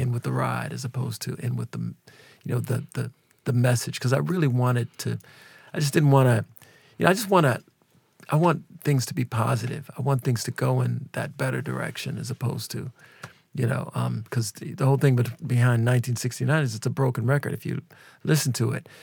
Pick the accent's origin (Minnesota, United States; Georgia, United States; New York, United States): Minnesota, United States; Minneapolis; we're both from Minneapolis